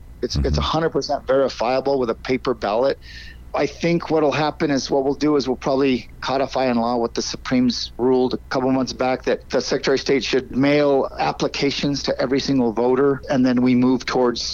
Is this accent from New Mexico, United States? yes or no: yes; Albuquerque, New Mexico, United States; that happened in my hometown